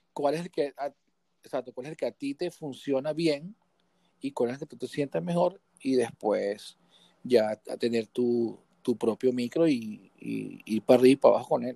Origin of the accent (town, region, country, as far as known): Guatire, Miranda, Venezuela; born or raised there; also born or lived in Caracas